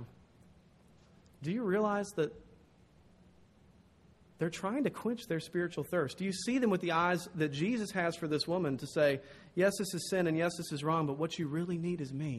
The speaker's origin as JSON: {"language": "English", "region": "the South", "country": "United States", "said": "I'm from the South."}